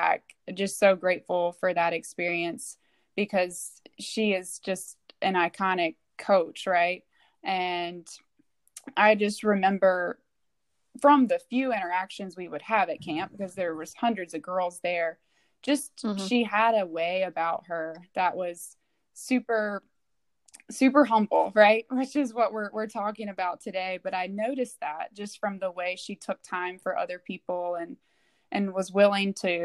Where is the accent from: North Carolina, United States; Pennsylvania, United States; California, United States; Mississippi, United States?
North Carolina, United States; Burlington; moved away; also born or lived in Maryland; the community of my hometown in Burlington, North Carolina